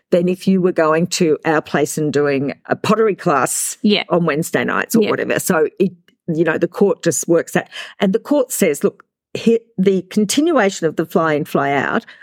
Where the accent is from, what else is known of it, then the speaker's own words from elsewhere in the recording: Australia; we're from Australia